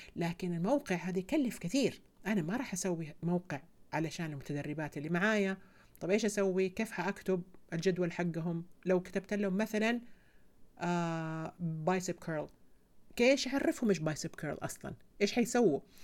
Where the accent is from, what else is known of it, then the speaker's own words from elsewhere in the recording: Saudi Arabia; عندنا في السعوديه